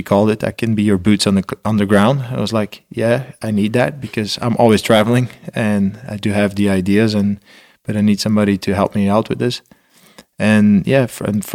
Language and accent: English; Belgium; I'm from Belgium